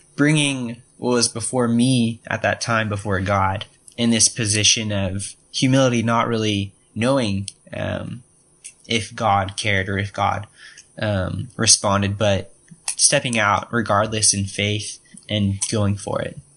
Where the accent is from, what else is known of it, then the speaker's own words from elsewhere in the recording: Austin, Texas, United States; i am interning this summer in austin texas um my hometown uh 512 represent